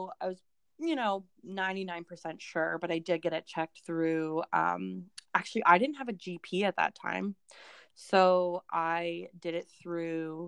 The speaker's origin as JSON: {"language": "English", "town": "Vancouver", "region": "British Columbia", "country": "Canada", "also_born_or_lived": "Langley", "said": "we're from Vancouver"}